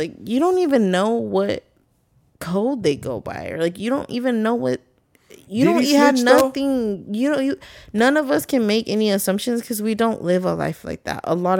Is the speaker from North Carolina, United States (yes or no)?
yes; North Carolina, United States; I don't know nothing about no sets. I'm from North Carolina.